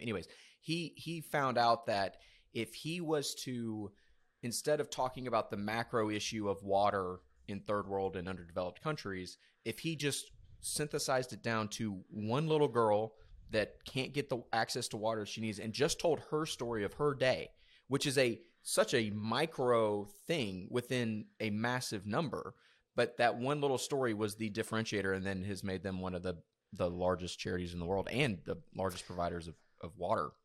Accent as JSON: {"language": "English", "region": "South Georgia", "country": "United States", "tie": "born or raised there", "said": "I was born in South Georgia, um, in a very small town"}